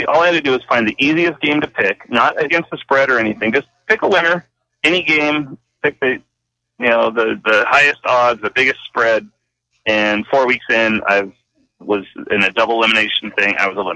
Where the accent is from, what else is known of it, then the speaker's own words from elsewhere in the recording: Rancho Cucamonga, California, United States; I grew up in North Rancho. There's definitely a cowboy feel up there.